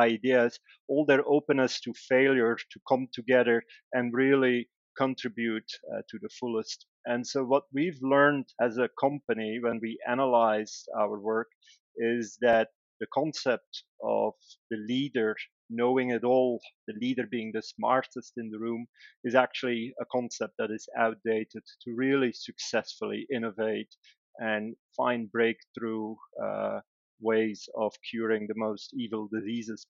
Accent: Belgium; moved away; Originally, I'm from Belgium.

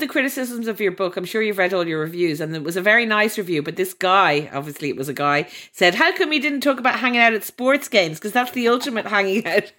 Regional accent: Ireland; I'm from Ireland

